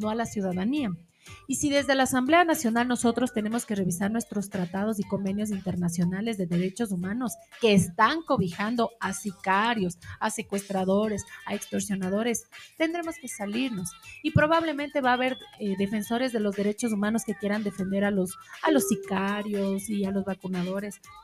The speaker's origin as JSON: {"language": "Spanish", "country": "Ecuador", "said": "como ecuatorianos nosotros"}